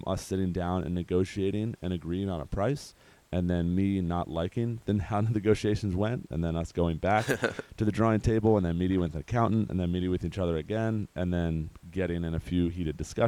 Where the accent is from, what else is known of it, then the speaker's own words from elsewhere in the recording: Baltimore, Maryland, United States; moved away as an adult; also born or lived in San Diego; move back to Baltimore where our family is